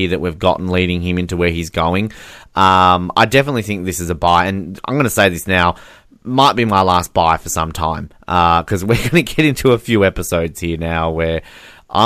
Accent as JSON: {"language": "English", "country": "Australia", "said": "as an Australian"}